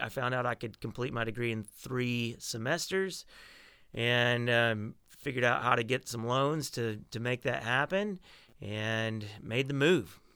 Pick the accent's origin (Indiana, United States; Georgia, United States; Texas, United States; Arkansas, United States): Arkansas, United States; now in Nashville, United States; I was born in Arkansas in a little rural town. Uh, I grew up riding horses and listening to country music